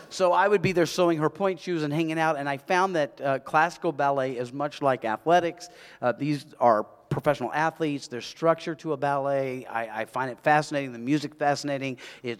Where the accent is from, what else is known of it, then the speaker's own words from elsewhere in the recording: South Carolina, United States; I'm from South Carolina. I'm Southern, and I like to do DIY stuff.